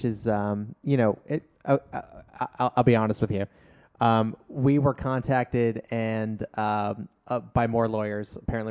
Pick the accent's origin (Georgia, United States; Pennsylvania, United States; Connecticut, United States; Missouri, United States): Pennsylvania, United States; Pittsburgh; I come from Pittsburgh, where you're born with the polka